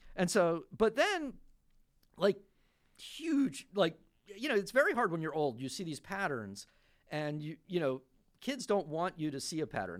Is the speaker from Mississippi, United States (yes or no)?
no; Florida, United States; also born or lived in New York; I was born in New York. I grew up in Florida mostly